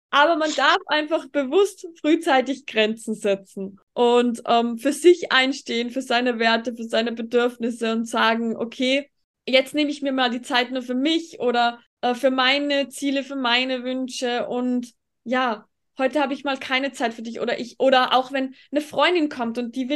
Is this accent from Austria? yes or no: yes; Tyrol, Austria; wie es bei uns in Österreich, wenn man jetzt auf die Ernährung zum Beispiel geht. Ich fühle mich in Tirol zum Beispiel als eine von den einzigen, die sich pflanzlich vollwertig ernährt